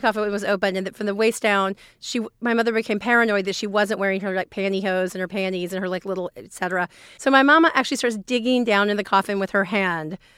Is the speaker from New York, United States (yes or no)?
no; rural Alabama, United States; I grew up in the South, in the, in rural Alabama